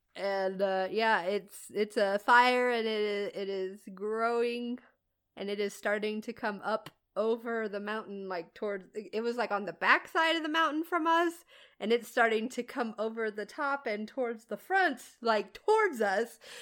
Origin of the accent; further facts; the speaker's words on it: Midwest, United States; moved away; I'm from the Midwest